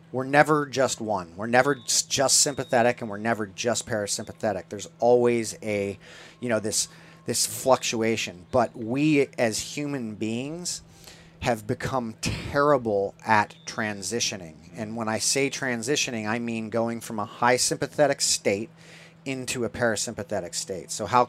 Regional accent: California, United States; growing up in Orange County in the 80s when punk rock was alive and well.

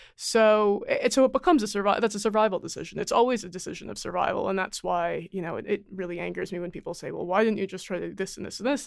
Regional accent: United States; accent: American; I'm Chinese American, and if you hear me, I obviously sound American

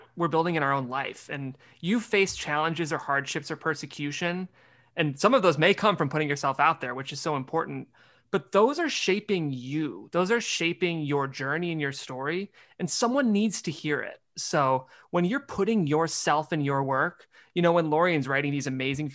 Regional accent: Midwest, United States; I have the voice of my youth pastor growing up in the Midwest

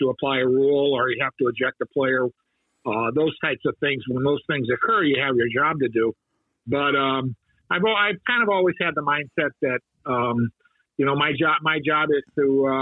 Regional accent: St. Louis, Missouri, United States; I grew up in St. Louis, wanted to be the next Stan Musial

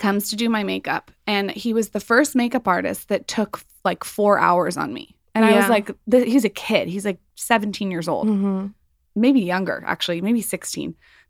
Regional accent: San Diego, California, United States; we're from San Diego and I see like there's a difference just between the 3-hour distance.

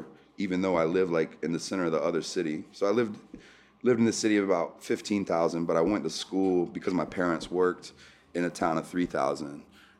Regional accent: Newport, North Carolina, United States; now in Baltimore, United States; I grew up in a small town in North Carolina, very different than Baltimore. Just like nice place out by the water, you know. Grew up in a farming community, just with real people.

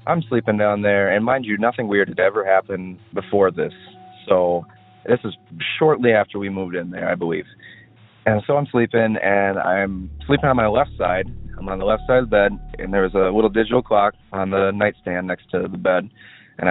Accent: Wisconsin, United States; I grew up in Wisconsin

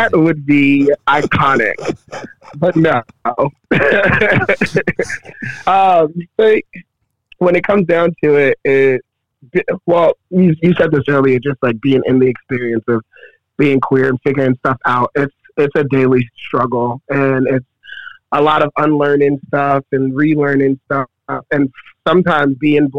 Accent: Baltimore, Maryland, United States; moved away; Growing up in Baltimore

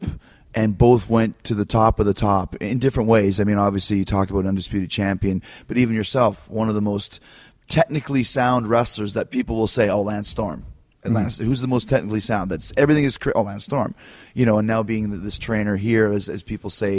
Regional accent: Winnipeg, Manitoba, Canada; born or raised there

